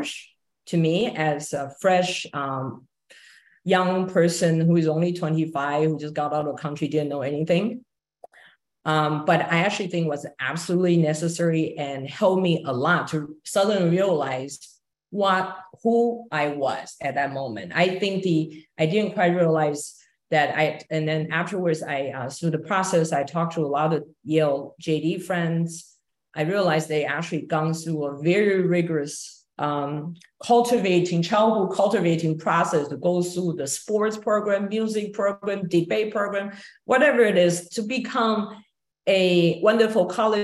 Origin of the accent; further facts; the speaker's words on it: Taiwan; moved away as an adult; also born or lived in Hong Kong; now in New York, United States; I grew up in Taiwan, and I had a law degree from NTU, National Taiwan University